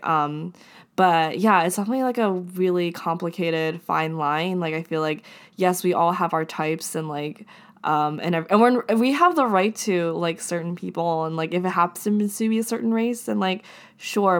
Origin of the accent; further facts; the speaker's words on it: Japan; I'm from Japan